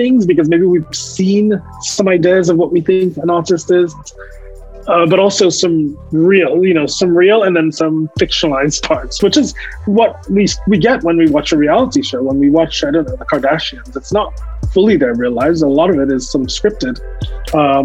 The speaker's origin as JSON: {"language": "English", "region": "New York", "country": "United States", "tie": "born or raised there", "also_born_or_lived": "Caribbean", "said": "I moved from the Caribbean to the United States, to New York, where I grew up"}